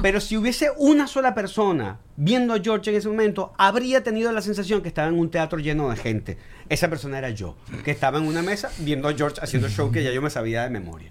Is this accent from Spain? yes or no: no; Venezuela; yo como venezolano